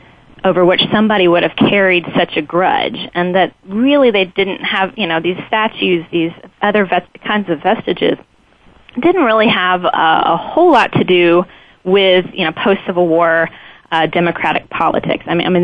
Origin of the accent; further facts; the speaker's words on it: Lexington, Kentucky, United States; moved away; I grew up in Kentucky and went to college in Kentucky